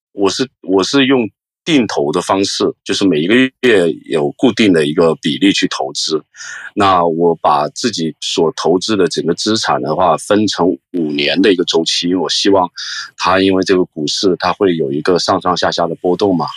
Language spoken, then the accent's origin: Chinese; Hong Kong; 我是来自香港的